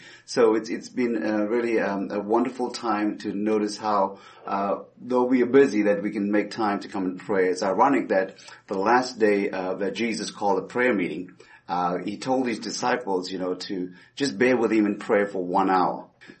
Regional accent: Roswell, United States; Roswell is my home city. I've been here ever since, been to 35 states in ministry, but this has been my hometown.

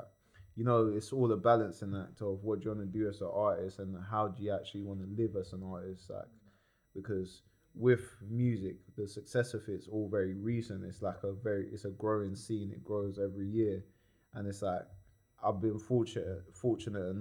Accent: Croydon, London, United Kingdom; also born or lived in New Addington; I was from New Adderton and I was raised in East Croydon.

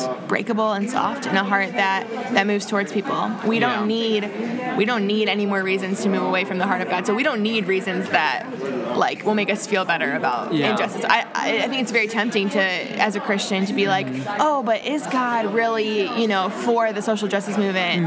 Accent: United States; I'm from America, I speak English

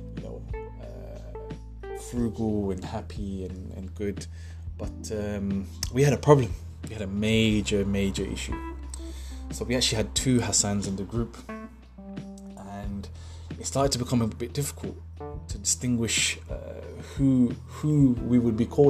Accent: Pakistan; I'm from Pakistan

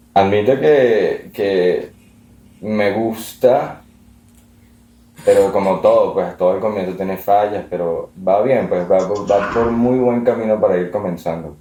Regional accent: Venezuela; also born or lived in Italy; now in Madrid, Spain; Así que sigo veneco. Siempre voy a ser veneco.

